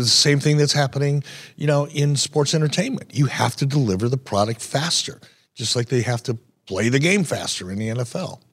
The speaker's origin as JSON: {"language": "English", "town": "Detroit", "region": "Michigan", "country": "United States", "tie": "born or raised there", "said": "growing up in Detroit"}